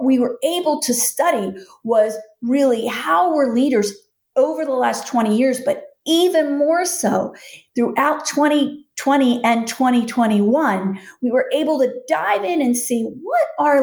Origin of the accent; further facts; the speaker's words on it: Philadelphia, Pennsylvania, United States; I'm from Philly.